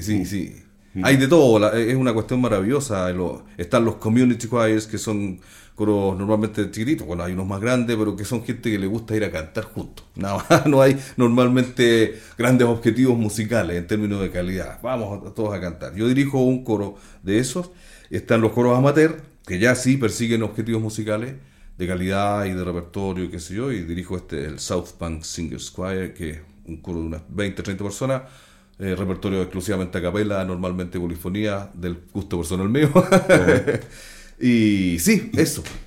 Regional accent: Antofagasta, Chile; now in England; mi familia Los Zamora, en, San Pedro de Atacama y en Calama

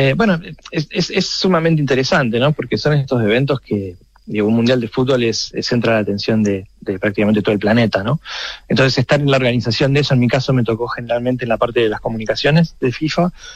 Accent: Argentina; el acento me, condena, soy argentino

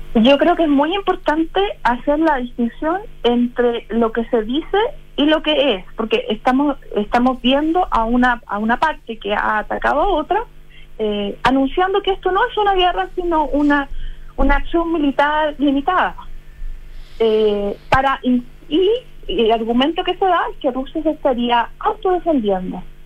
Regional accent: Chile; como chilenos

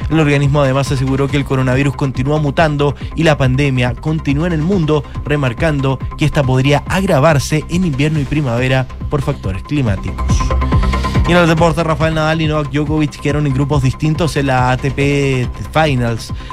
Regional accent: Santiago, Santiago Metropolitan Region, Chile; Yo soy de Santiago, tengo familia en ambas.

